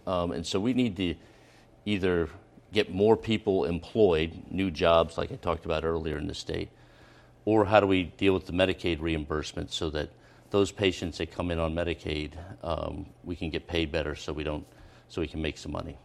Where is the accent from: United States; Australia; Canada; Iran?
United States; Philadelphia, Pennsylvania; moved away as an adult; also born or lived in Boston; now in Rhode Island, United States; I'm born and raised in Philadelphia, in West Philadelphia